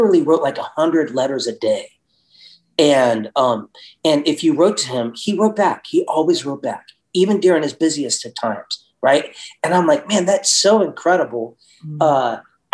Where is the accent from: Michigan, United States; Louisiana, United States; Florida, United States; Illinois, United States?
Florida, United States; Tampa; also born or lived in Kansas City; I was born in Kansas City, and when I was 9, moved to Tampa, Florida